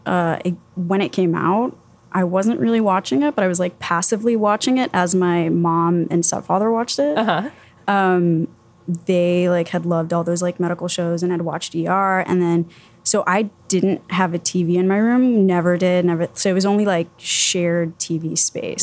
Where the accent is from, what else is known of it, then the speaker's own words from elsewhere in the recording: Miami, Florida, United States; also born or lived in Tallahassee, Florida; I was born and raised in Miami, and I was going to school in Tallahassee, Florida